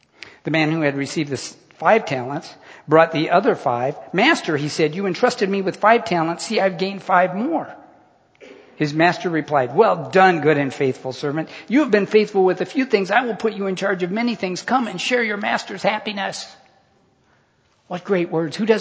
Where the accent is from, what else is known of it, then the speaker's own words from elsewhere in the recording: United States; I was born in America to a middle-class family.